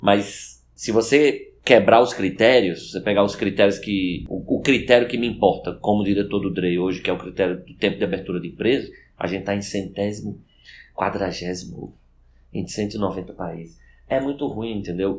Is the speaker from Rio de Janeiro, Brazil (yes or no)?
no; Recife, Pernambuco, Brazil; moved away as an adult; now in Brasília, Brazil; sou recifense, formado na Faculdade de Direito do Recife